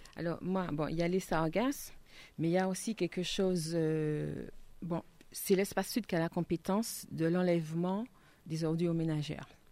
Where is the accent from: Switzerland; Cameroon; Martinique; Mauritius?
Martinique; en tant que Martiniquais